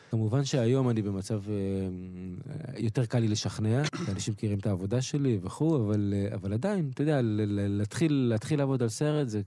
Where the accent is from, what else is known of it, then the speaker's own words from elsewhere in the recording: Kiryat Yam, Haifa District, Israel; also born or lived in Beersheba; נולדתי בבאר שבע, כן. בגיל חמש עברנו לקריית ים